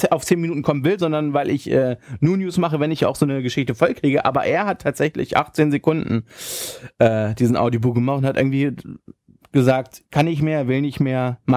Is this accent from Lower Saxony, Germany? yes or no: yes; Hanover, Lower Saxony, Germany; als Hannoveraner, wie ich es bin, hauer, hauer, hauer, das hätte auch gut und gerne mal 4-5-0 ausgehen können.